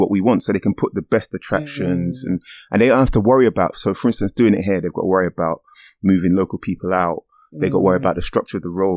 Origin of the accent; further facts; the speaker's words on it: London, United Kingdom; I grew up in Stratford